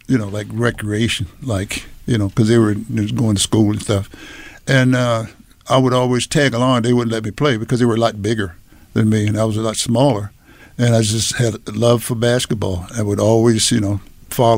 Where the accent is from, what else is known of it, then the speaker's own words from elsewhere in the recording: Washington, District of Columbia, United States; my background, I grew up in Washington, D.C.